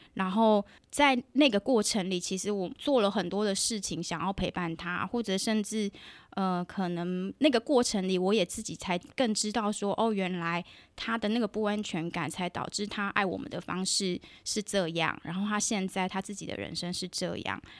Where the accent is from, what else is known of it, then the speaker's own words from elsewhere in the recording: southern Taiwan, Taiwan; 我在南部长大